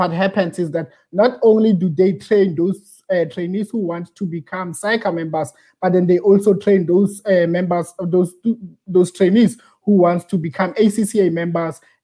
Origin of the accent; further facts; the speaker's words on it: Pretoria, Gauteng, South Africa; now in Cape Town, South Africa; I'm born and bred in Pretoria, from Klephart, a very small township just outside Mabopane, outside Soshanguve